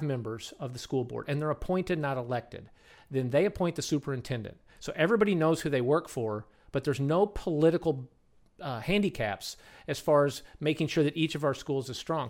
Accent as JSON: {"language": "English", "region": "Kentucky", "country": "United States", "moved": "as an adult", "lives_now": "Madison, United States", "said": "I come from Kentucky. Went to Murray State"}